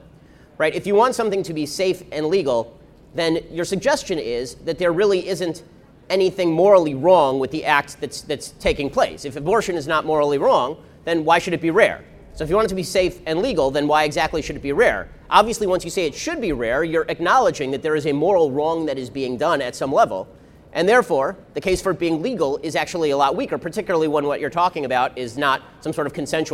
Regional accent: California, United States; I'm from California

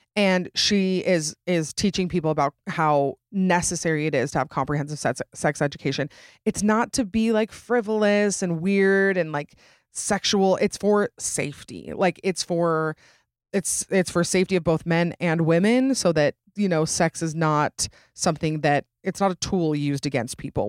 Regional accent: Utah, United States; right here in my home state of Utah

